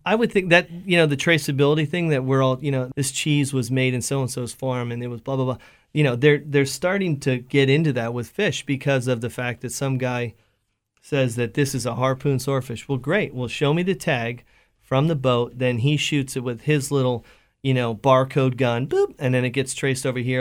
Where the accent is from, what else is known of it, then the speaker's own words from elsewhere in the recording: Pennsylvania, United States; moved away as an adult; I'm from Pennsylvania